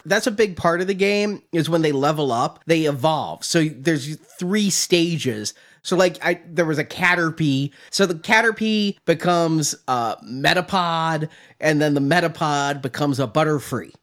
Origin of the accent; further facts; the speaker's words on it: United States; as a American born and raised